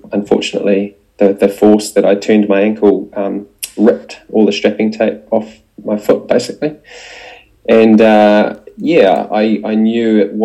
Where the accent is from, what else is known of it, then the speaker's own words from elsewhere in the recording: New Zealand; also born or lived in Dunedin, New Zealand; as a Kiwi